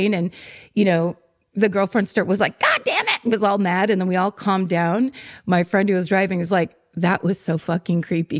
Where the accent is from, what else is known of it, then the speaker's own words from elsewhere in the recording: California, United States; also born or lived in New York; I'm from California lifelong.